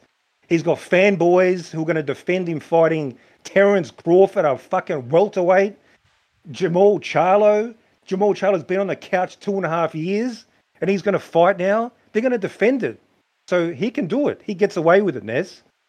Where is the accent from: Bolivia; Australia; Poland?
Australia; I'm from Australia.